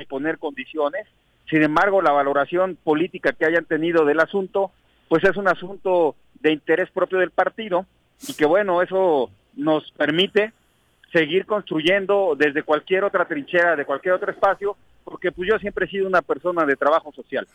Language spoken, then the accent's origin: Spanish; Huitzilac, Morelos, Mexico; soy oriundo de Huitzilac